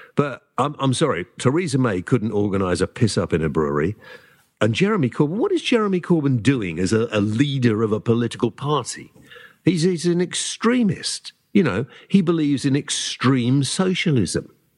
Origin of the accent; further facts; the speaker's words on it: United Kingdom; first language English; I am British. I was born here. I can only speak English